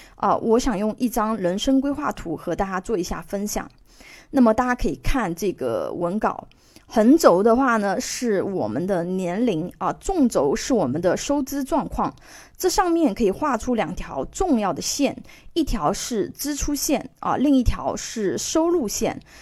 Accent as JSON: {"language": "Chinese", "country": "China", "said": "我们中国已经进入老龄化社会"}